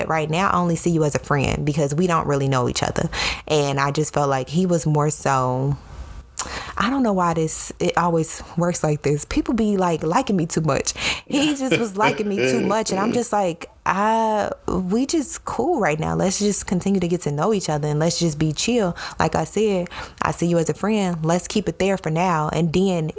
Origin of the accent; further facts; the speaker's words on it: Chicago, Illinois, United States; I'm from Chicago, the city, not the suburbs and not the country.